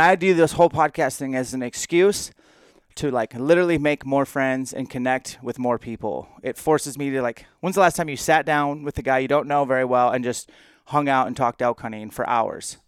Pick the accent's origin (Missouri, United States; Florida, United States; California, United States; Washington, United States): Washington, United States; And you're a fellow Washingtonian, at least for the time being, and so am